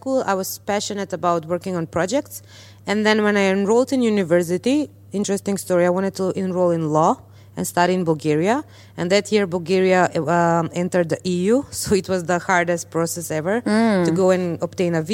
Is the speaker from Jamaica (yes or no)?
no; North Macedonia; this small town girl, let's say, from Macedonia